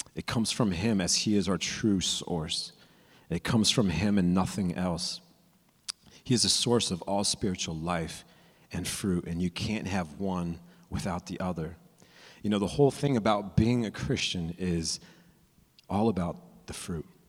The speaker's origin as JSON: {"language": "English", "region": "California", "country": "United States", "said": "I'm from California, so I went to Disneyland"}